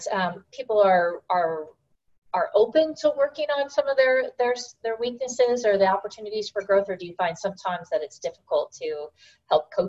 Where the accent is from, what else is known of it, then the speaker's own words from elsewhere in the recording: Ukraine; I'm from Ukraine.